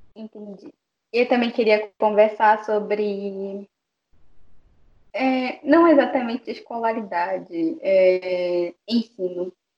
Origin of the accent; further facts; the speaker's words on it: Amazonas, Brazil; first language Baniwa; eu sou do estado do Amazonas